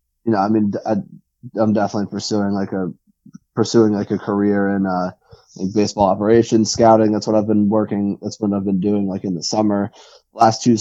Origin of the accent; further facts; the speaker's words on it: near Somerset, New Jersey, United States; I grew up in Central Jersey and like kind of near Somerset.